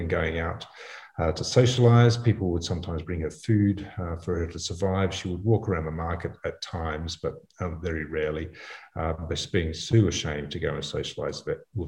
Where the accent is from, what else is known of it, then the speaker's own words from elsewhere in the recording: Australia; also born or lived in Africa; I'm an Australian obstetrician gynecologist